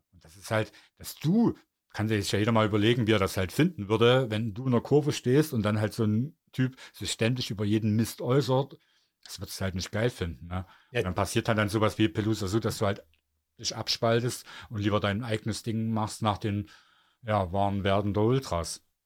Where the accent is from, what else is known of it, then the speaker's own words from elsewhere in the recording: Germany; als Deutsche